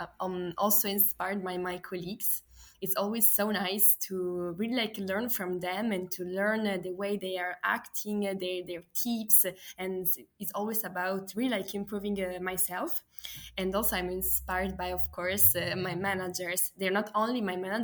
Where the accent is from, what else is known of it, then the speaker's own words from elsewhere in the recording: Italy; moved away as an adult; also born or lived in Milan; now in Paris, France; I'm from Italy